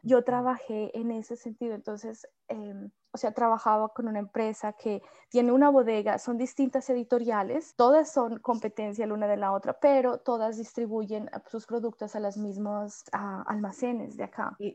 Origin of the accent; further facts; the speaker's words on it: Colombia; moved away as an adult; now in Melbourne, Australia; en el mismo Colombia, yo también dejé mi, mi pueblo